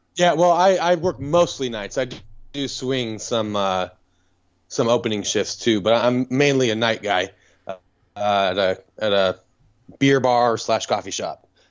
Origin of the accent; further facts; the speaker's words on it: California, United States; now in Austin, United States; I'm from California